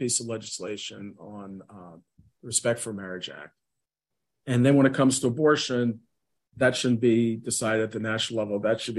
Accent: near West Point, New York, United States; I grew up in the Cold War. I grew up very close to West Point

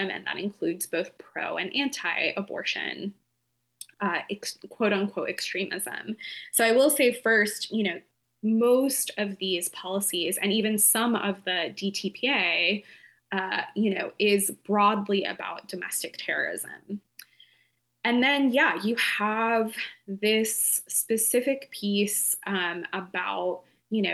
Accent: Appalachian town, United States; I grew up in an Appalachian town, pretty small

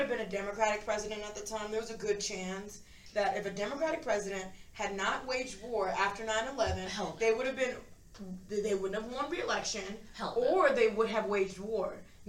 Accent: United States

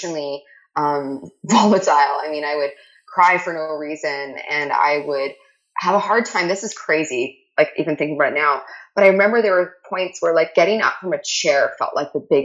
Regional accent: Canada; I'm Canadian

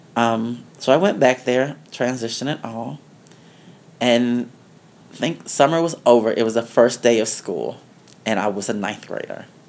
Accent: Denver, Colorado, United States; also born or lived in the South; now in New York City, United States; I was born in Denver, Colorado. Mm-hmm. Um, growing up in Denver, Colorado was okay.

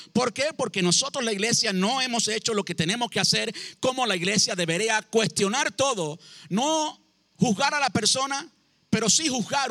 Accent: Cuba; now in United States; Yo llevo en este país 20 años, hace más tiempo que vivo en Estados Unidos del tiempo que viví en Cuba

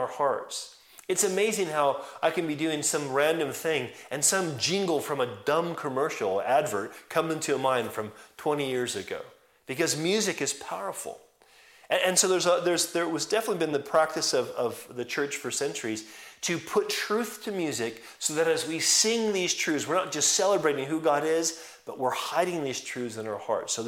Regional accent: California, United States; moved away; I'm actually from California

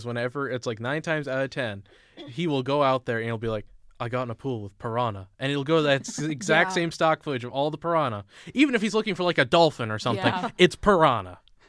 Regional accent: Indianapolis, Indiana, United States; I grew up in Indianapolis

